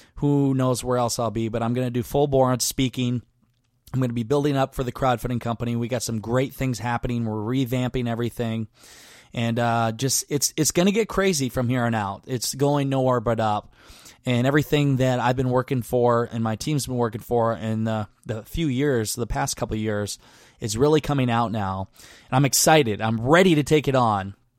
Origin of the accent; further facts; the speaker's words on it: Garnavillo, Iowa, United States; moved away; my hometown of Garneville, Iowa